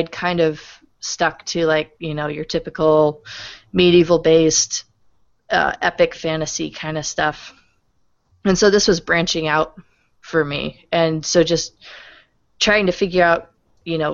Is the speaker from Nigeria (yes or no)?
no; Springfield, Missouri, United States; moved away; also born or lived in Upper Peninsula, Michigan; my teenage years were spent growing up in Springfield, Missouri